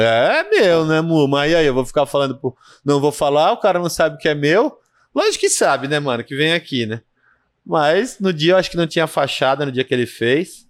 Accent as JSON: {"language": "Portuguese", "country": "Brazil", "said": "a gente é brasileiro"}